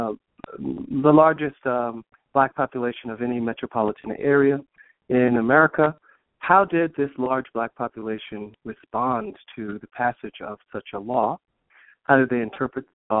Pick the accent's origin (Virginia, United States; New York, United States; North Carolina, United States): New York, United States; New York City; I was born and raised in Brooklyn, New York, Crown Heights